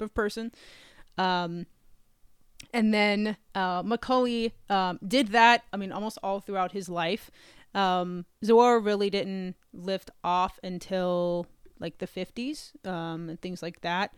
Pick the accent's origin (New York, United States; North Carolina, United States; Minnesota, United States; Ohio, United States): North Carolina, United States; moved away as an adult; also born or lived in Texas; now in Virginia, United States; I grew up in North Carolina.